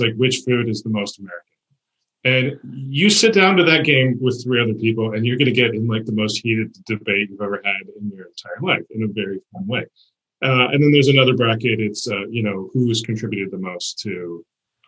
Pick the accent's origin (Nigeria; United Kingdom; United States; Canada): Canada; I'm Canadian